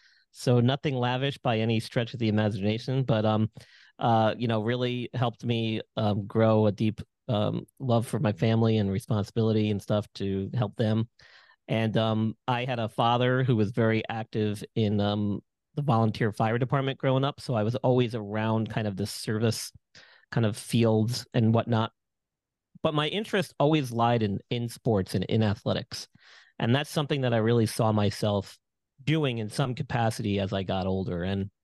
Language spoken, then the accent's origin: English; Long Island, New York, United States; Yeah, so I grew up in Long Island, New York, where I'm originally from.